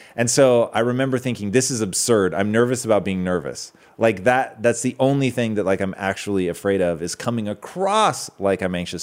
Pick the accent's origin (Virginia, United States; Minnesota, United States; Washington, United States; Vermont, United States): Washington, United States; now in Southern California, United States; Growing up in Washington